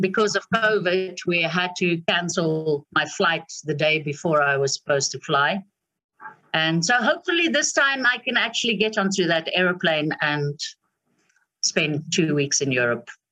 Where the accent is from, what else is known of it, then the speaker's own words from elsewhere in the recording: South Africa; as a South African